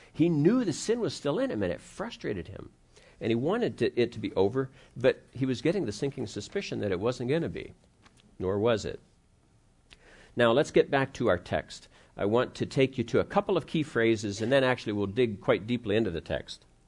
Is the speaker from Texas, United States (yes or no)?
no; Ohio, United States; I grew up in Ohio